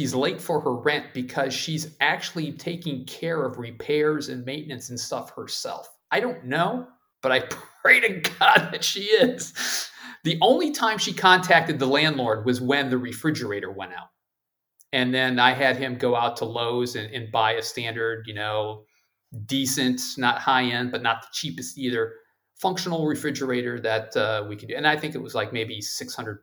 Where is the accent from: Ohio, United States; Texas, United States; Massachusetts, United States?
Ohio, United States; moved away; my home state of Ohio